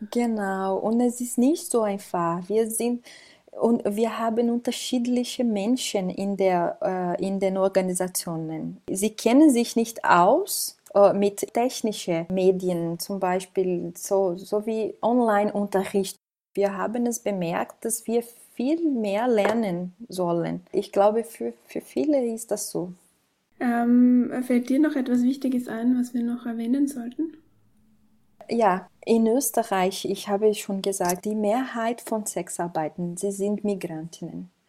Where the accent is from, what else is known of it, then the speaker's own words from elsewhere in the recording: Brazil; now in Austria; Ich komme aus Brasilien. Ich lebe hier in Europa seit drei Jahren